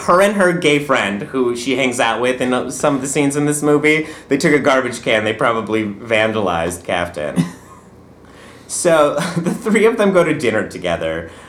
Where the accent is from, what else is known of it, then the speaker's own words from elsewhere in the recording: Poland; Now, I'm from Poland